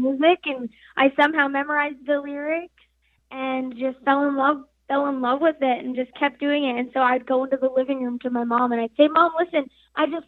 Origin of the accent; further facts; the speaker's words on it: Farmington, New Mexico, United States; I'm 17 years old, and I'm from Farmington, New Mexico